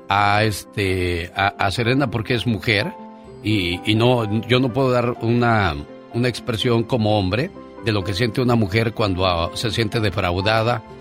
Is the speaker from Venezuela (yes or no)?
no; Pachuca, Hidalgo, Mexico; moved away; Un día salí de Pachuca Hidalgo, pero Pachuca Hidalgo nunca salió de mí.